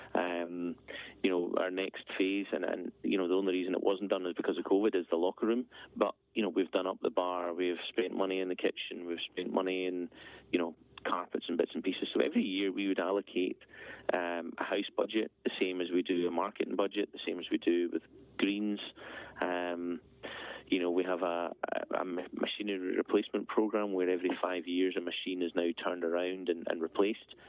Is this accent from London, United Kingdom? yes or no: no; Aberfeldy, Scotland, United Kingdom; also born or lived in Edinburgh; So, halfway between Perth and Inverness, small village Aberfeldy. Um, grew up there